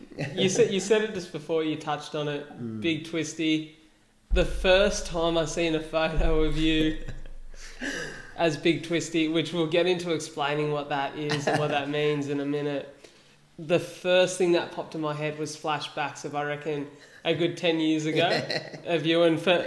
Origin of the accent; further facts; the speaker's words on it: Wollongong, New South Wales, Australia; Above Line was started here in my hometown of Wollongong.